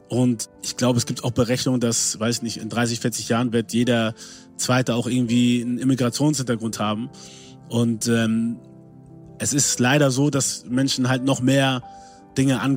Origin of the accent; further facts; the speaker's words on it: Germany; dass ich mich nicht als Deutscher gesehen habe, obwohl ich hier geboren bin, hier aufgewachsen bin, Deutsch die Sprache ist, die ich am besten spreche und verstehe